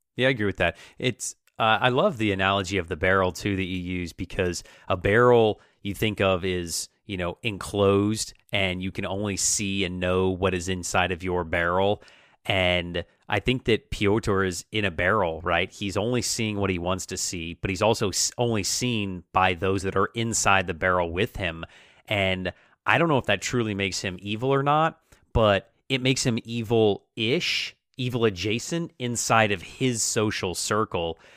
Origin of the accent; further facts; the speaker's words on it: United States; How do we identify as American, our our national identity